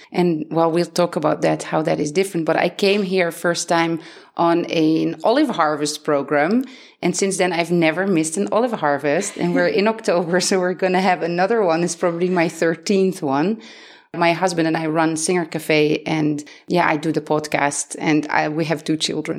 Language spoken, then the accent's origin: English; Netherlands; moved away as an adult; now in Beit Safafa, Palestine